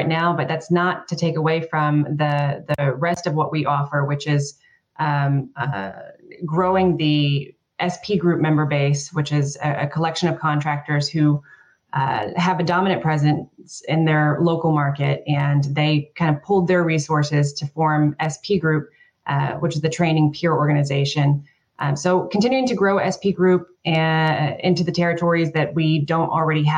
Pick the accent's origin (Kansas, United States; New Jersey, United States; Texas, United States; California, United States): Texas, United States; I'm from Texas